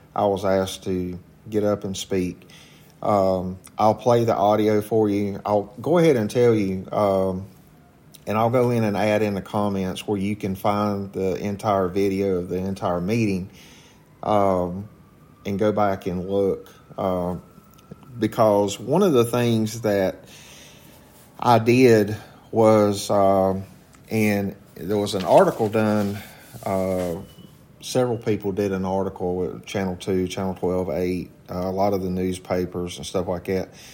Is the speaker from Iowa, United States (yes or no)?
no; Walkertown, North Carolina, United States; also born or lived in Rural Hall, North Carolina; I grew up in Walkertown volunteering for the Walkertown Fire Department at the age of 14